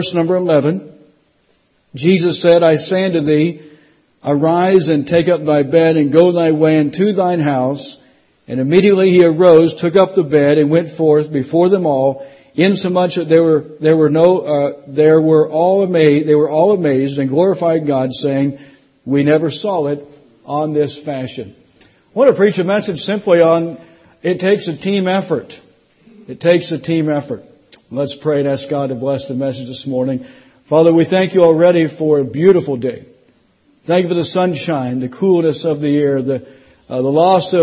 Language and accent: English; South Florida, United States; also born or lived in Indiana; now in Tennessee, United States; I grew up in South Florida